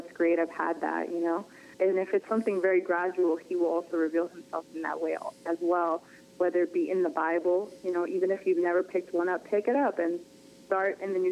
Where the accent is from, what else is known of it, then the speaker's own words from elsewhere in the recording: Worcester, Massachusetts, United States; moved away as an adult; now in Florida, United States; I grew up in Worcester. It's like right in the middle.